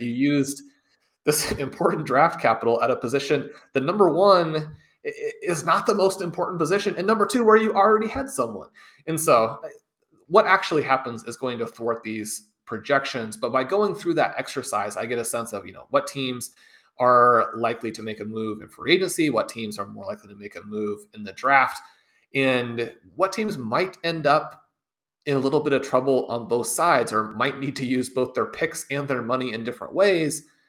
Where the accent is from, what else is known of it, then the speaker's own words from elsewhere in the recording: Kansas City, Kansas, United States; I got my Kansas Jayhawks here growing up in Kansas City, just – you know 45 minutes down the road from Lawrence